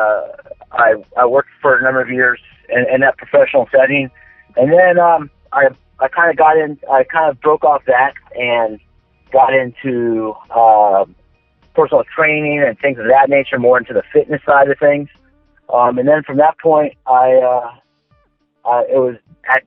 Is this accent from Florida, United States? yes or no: yes; Daytona Beach, Florida, United States; I'm originally from Central Florida, Daytona Beach, actually, to be specific. And I've grown up here for the most part in Florida my whole life.